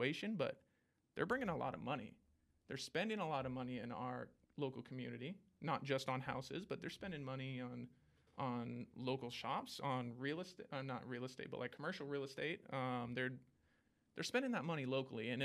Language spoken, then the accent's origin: English; Washington, United States; moved away as an adult; I'm from Washington